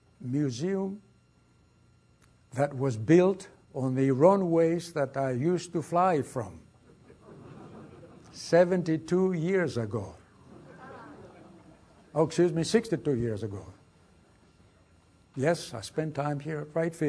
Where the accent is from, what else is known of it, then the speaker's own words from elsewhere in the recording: Athens, Attica, Greece; English is a second language; moved away as an adult; also born or lived in Brooklyn, New York, United States / England; now in United States; I was born in Athens, Greece.